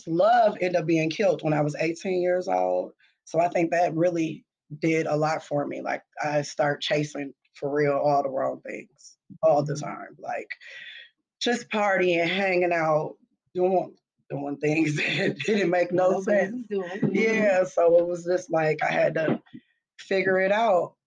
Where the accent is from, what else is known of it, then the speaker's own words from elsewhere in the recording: Minneapolis, Minnesota, United States; I'm from Minneapolis. I'm an 80s baby, so you know, I was here during the whole crack epidemic